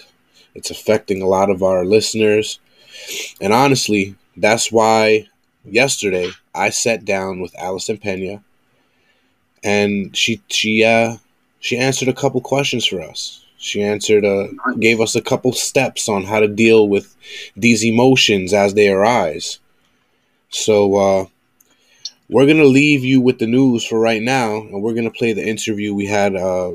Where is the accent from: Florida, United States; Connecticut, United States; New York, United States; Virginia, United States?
New York, United States; New York City; moved away as an adult; I grew up in the Bronx. I lived out there my whole life. I moved down here recently